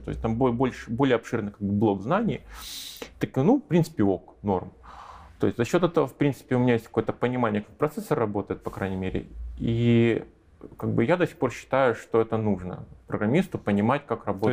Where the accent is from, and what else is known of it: Russia; moved away as an adult; now in Minsk, Belarus